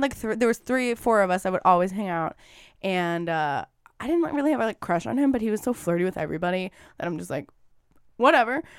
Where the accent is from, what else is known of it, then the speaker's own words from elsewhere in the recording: northwest suburbs of Chicago, Illinois, United States; I'm from the northwest suburbs of Chicago